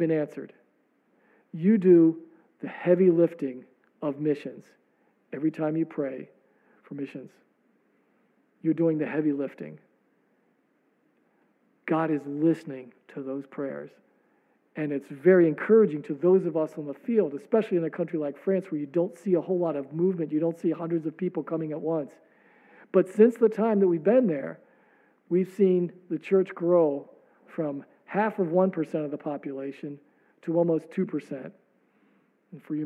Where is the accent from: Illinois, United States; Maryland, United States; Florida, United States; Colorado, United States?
Maryland, United States; I come from Maryland